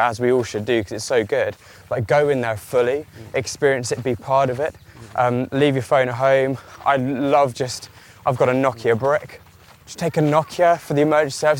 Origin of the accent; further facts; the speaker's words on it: Kent, South East England, United Kingdom; I grew up in Kent, so middle of nowhere, trees, fields, whatever are all around us.